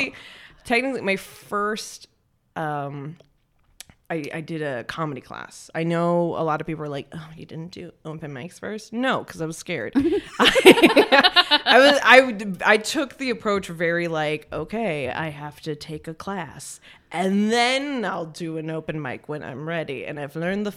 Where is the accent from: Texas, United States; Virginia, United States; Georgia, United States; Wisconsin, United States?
Texas, United States; Dallas; I'm from Texas.